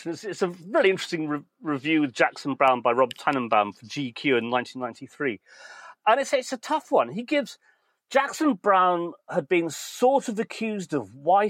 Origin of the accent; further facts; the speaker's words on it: Manchester, North West England, United Kingdom; We are very Mancunian. That's what makes us so special.